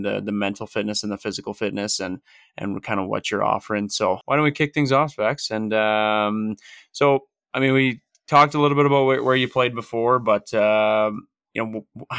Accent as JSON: {"language": "English", "area": "just outside of Edmonton", "region": "Alberta", "country": "Canada", "tie": "born or raised there", "lives_now": "Calgary, Canada", "said": "So I'm from Calgary. Well, I currently reside in Calgary, Alberta. I grew up just outside of Edmonton"}